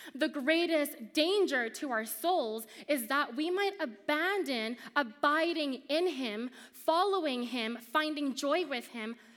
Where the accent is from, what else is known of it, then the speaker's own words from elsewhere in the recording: Montreal, Quebec, Canada; moved away; When my family moved to Canada, we first moved to Montreal